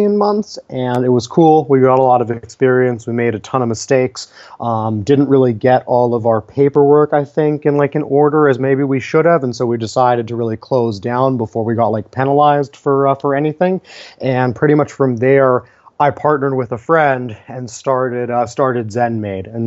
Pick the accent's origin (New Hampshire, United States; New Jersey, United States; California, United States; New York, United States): California, United States; Palo Alto; I grew up in Palo Alto, a couple miles away from Google and Facebook and LinkedIn